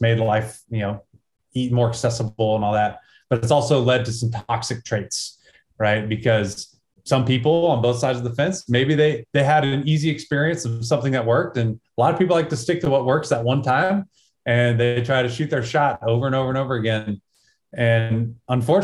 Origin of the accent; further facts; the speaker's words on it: small town Texas, United States; this is how I was raised, small town Texas, USA